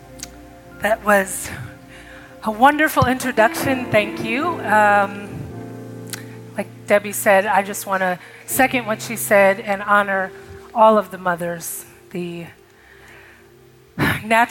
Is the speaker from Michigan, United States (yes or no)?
yes; Detroit, Michigan, United States; moved away as an adult; now in Nashville, United States; I grew up in Detroit, Michigan. I came to Nashville to go to Tennessee State